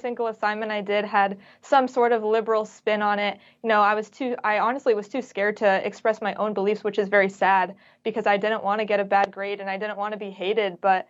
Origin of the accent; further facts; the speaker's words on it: Bay Area, Northern California, United States; also born or lived in San Diego; I'm actually from the Bay Area, so Northern California.